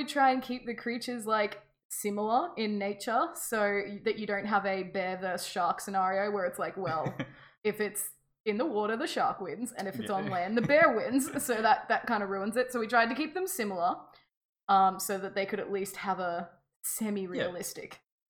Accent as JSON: {"language": "English", "country": "Australia", "said": "we're Australian."}